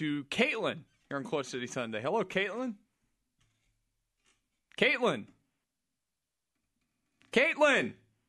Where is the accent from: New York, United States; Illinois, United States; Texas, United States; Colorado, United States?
Texas, United States; Jersey Village; I was at my 10-year high school reunion for Jersey Village class of 09.